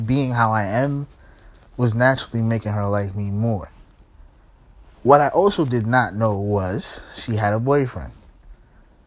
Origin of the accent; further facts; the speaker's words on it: New York, United States; I'm from New York, so, you know what I'm saying, like, I still live in New York, you know what I'm saying, so, this is high school in New York